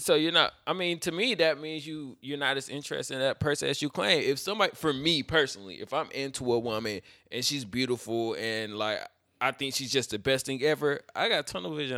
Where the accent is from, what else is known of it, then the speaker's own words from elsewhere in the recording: Fayetteville, United States; I'm from Fayetteville. Fayetteville's small